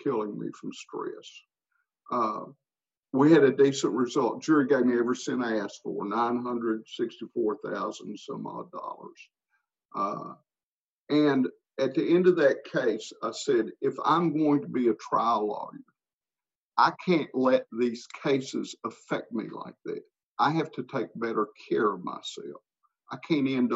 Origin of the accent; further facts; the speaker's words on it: United States; I had known him growing up in Pike County